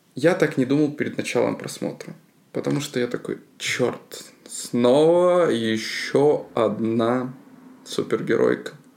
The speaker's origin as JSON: {"language": "Russian", "country": "Belarus", "said": "Я как белорус"}